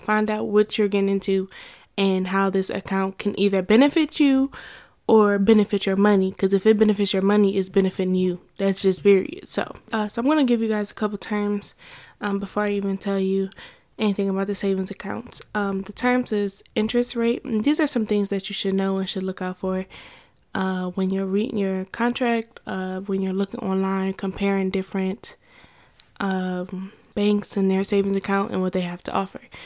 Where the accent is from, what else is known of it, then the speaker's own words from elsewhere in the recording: Ohio, United States; So I'm from Ohio